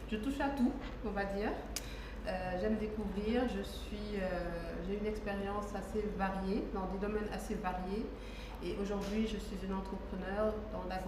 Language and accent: French; Senegal; je suis une Sénégalaise. Les femmes cachent leur âge, pas moi, j'ai 35 ans.